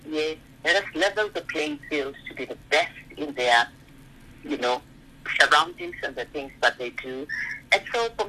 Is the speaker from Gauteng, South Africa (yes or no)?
yes; Soweto, Gauteng, South Africa; I was born in Dobsonville. If I said to myself, I'm born here in Dobsonville, my mother works in Makishini